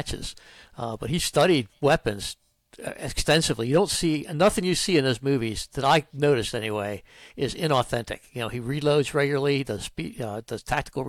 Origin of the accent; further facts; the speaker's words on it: Philadelphia, Pennsylvania, United States; now in Florida, United States; Originally from Philly